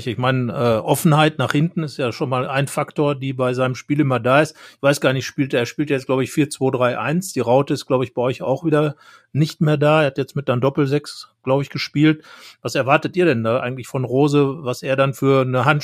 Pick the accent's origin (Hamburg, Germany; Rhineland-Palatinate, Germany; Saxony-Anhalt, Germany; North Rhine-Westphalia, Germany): North Rhine-Westphalia, Germany; ich komme jetzt auch aus Westfalen, das sei am Rande angemerkt